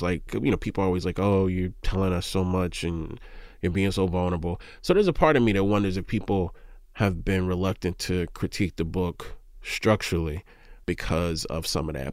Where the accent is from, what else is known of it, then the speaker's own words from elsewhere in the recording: Mississippi, United States; I'm from Mississippi